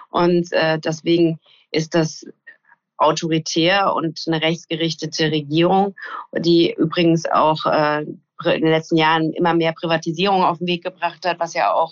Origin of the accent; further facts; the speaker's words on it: West Germany, Germany; Ich bin ja in Westdeutschland zur Schule gegangen